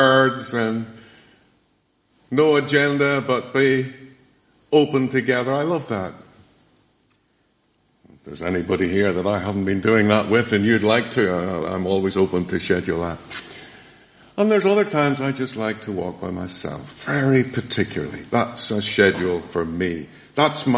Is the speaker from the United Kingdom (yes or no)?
yes; Downpatrick, Northern Ireland, United Kingdom; moved away; I went to school in Dunpatrick